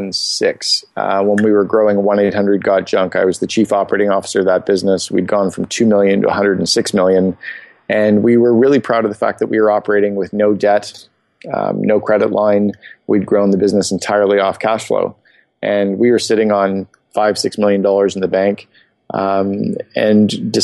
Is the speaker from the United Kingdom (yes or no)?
no; Canada; Sure. 47 years old, born and raised in Canada. I married, father of four kids. I split my time between Phoenix and Vancouver.